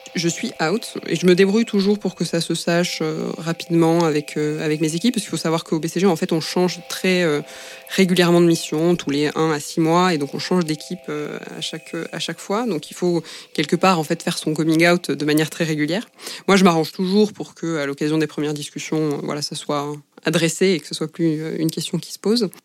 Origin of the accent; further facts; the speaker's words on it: Albi, Occitania, France; moved away as an adult; also born or lived in Toulouse; now in Paris, France; Je viens d'Albi, qui est euh, une ville de 60 000 habitants à peu près à côté de Toulouse dans le sud-ouest